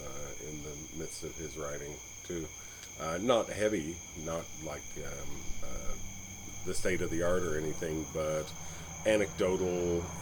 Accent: Rockford, United States; And Rockford is, I guess it must be incorporated now. It wasn't when I was growing up

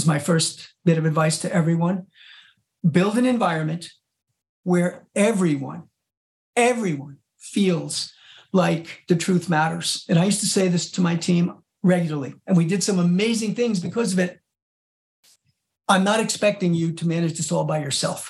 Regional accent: Mid-Hudson Valley, New York, United States; I was born and raised in the Mid-Hudson Valley

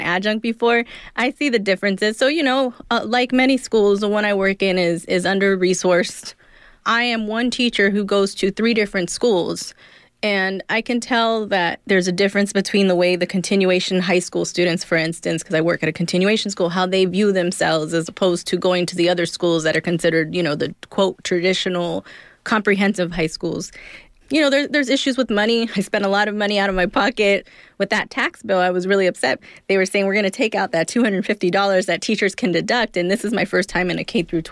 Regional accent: Inland Empire, California, United States; also born or lived in Los Angeles, California; We moved out to the Inland Empire, which is Riverside, San Bernardino, when I was younger

